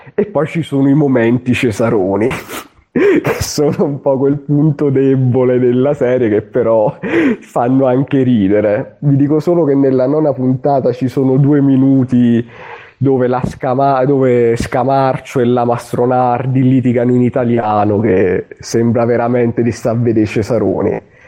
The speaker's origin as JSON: {"language": "Italian", "region": "Southern Italy", "country": "Italy", "moved": "yes", "said": "io sono un terrone che vive nel nord Italia, nell'estremo nord"}